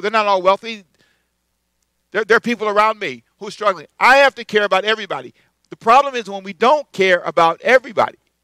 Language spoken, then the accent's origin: English; United States; as an American